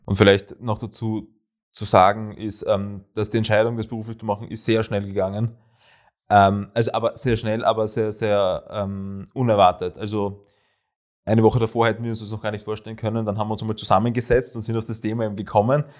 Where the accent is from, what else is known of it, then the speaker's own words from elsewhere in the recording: Graz, Styria, Austria; also born or lived in Vienna; Heimat. Ähm, ich bin zwar sogar in Wien geboren, aber sehr rasch nach Graz übersiedelt, sehr, sehr rasch